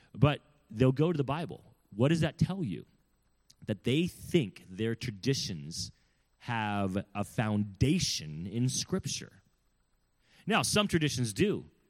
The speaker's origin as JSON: {"language": "English", "region": "California", "country": "United States", "said": "I'm from California, I'm not from the South"}